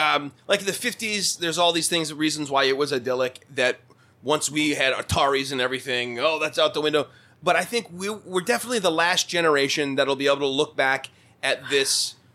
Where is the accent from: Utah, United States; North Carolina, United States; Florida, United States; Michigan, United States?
Michigan, United States; Bay City; When we were kids, growing up in the suburbs of Bay City.